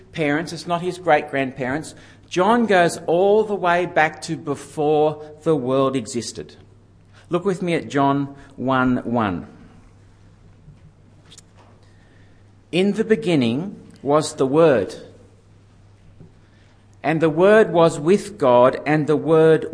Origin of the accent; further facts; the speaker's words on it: Yenda, New South Wales, Australia; moved away as an adult; I came back to Yenda